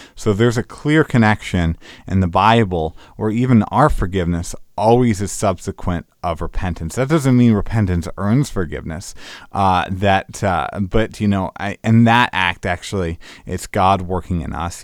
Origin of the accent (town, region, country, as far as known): United States